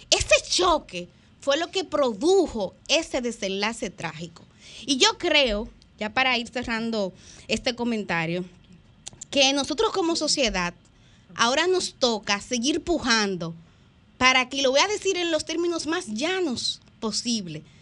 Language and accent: Spanish; Dominican Republic; Ahora nos toca a nosotros, como pueblo dominicano, seguir pujando para que en la política